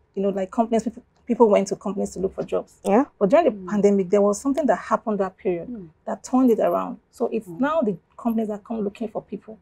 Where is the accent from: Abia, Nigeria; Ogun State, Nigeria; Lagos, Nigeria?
Abia, Nigeria; first language Igbo (Abiriba dialect); English is a second language; what I just spoke is my native dialect, that's Abriba, mm, and it's Igbo, you know. Mm. I'm from Abia State.